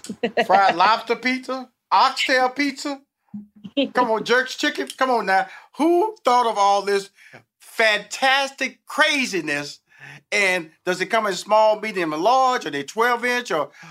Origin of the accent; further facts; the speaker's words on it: Houston, Texas, United States; also born or lived in New York / Chicago / Los Angeles; now in Atlanta, United States; I've lived in New York, I've lived in Chicago, I've lived in Los Angeles, I'm born and raised in Houston, I'm now based in Atlanta.